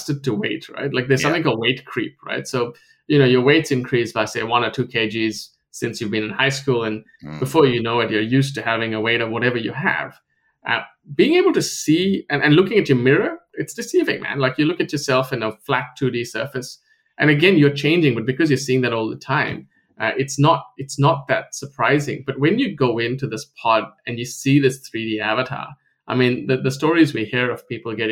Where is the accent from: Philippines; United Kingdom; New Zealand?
New Zealand; moved away as an adult; now in Sydney, Australia; I grew up in New Zealand, moved to Sydney about, I think, 11 years ago